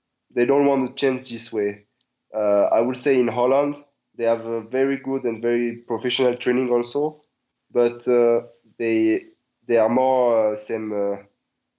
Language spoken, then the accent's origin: English; Marseille, Provence-Alpes-Côte d'Azur, France; English is a second language; moved away as an adult; also born or lived in Netherlands; now in Thailand; I grew up in Marseille. It's from the south of France.